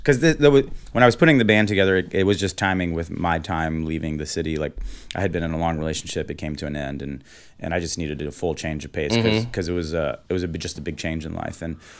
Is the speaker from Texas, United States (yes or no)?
yes; Houston, Texas, United States; also born or lived in New York / San Francisco; now in Austin, United States; I grew up in Houston.